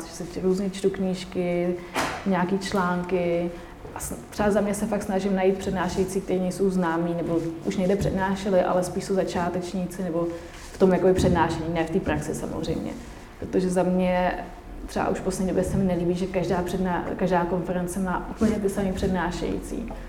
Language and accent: Czech; Czechia